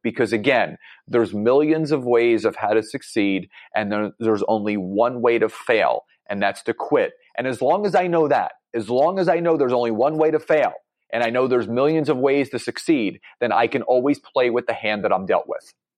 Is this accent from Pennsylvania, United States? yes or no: yes; Philadelphia, Pennsylvania, United States; I'm from Philadelphia, Pennsylvania